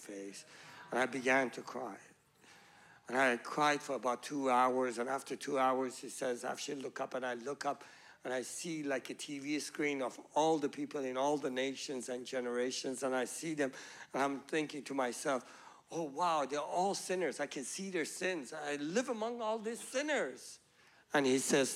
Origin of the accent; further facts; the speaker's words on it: Iran; moved away as an adult; also born or lived in Pakistan / Malaysia; I was born in Iran